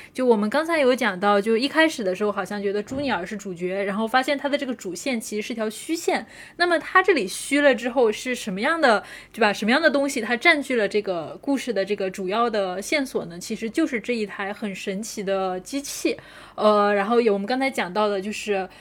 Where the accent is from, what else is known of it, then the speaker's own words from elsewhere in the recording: China; 因为我们是中国人嘛